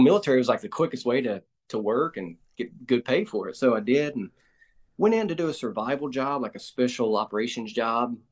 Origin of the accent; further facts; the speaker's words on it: Arkansas Delta, United States; Born and raised here in Arkansas, grew up on a family farm in the Arkansas Delta, about an hour west of Memphis, Tennessee